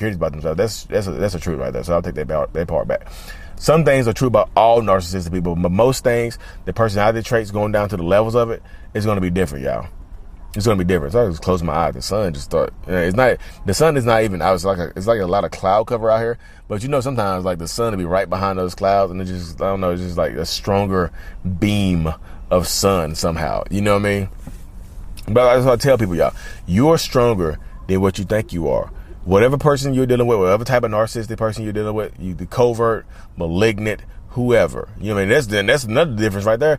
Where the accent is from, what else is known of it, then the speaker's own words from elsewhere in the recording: North Carolina, United States; North Carolina, my home state.